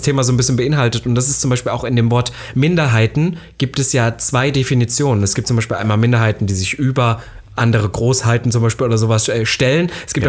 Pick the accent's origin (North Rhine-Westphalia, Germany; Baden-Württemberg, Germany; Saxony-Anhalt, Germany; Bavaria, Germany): Saxony-Anhalt, Germany; Halle; now in Berlin, Germany; ich war in Halle, da wo ich herkomme